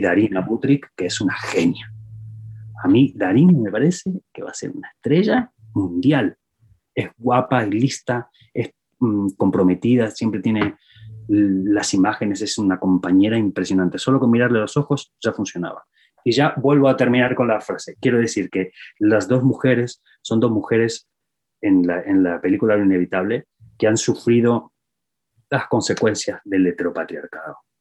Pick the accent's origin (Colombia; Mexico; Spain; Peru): Spain; yo que soy español